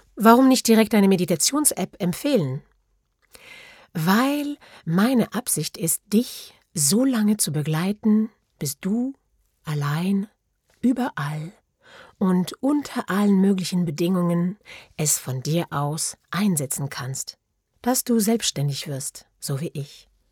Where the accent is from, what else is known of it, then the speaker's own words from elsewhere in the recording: France; German is a second language; moved away as an adult; now in Germany; ich bin Französin. Ich lebe und arbeite seit 16 Jahren in Deutschland